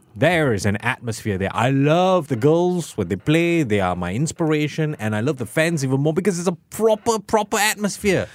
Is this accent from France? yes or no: no; Singapore; as a Singaporean